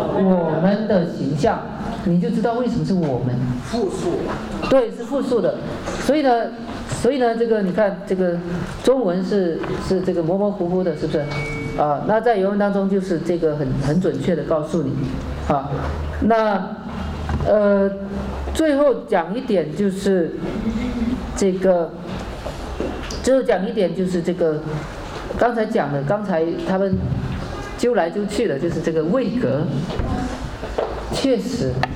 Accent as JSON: {"language": "Chinese", "country": "China", "said": "我们中国人"}